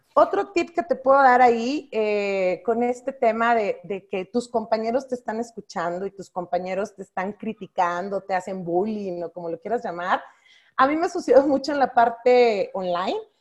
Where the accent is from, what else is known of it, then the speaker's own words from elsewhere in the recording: Monterrey, Nuevo León, Mexico; Yo siendo norteña de Monterrey